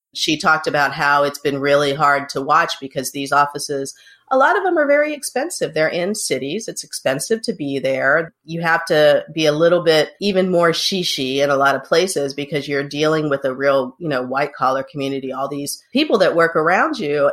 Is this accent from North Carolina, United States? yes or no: yes; Hickory, North Carolina, United States; my hometown of Hickory, North Carolina